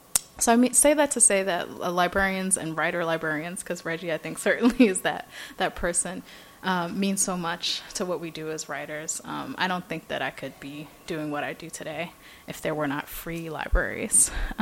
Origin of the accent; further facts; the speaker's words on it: New York City, New York, United States; moved away as an adult; also born or lived in Iowa City; So I grew up in Brooklyn. Lived probably about a 15-minute walk away from the Brooklyn Public Library, the central branch at the Grand Armory Plaza.